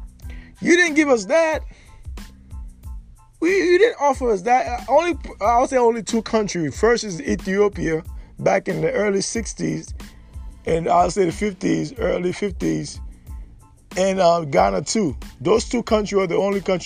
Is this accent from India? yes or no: no; Haiti; now in United States; I'm from Haiti